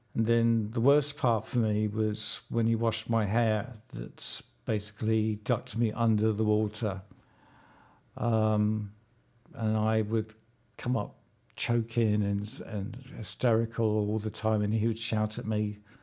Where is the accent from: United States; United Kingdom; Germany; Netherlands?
United Kingdom; London; I was born in London at King's College Hospital.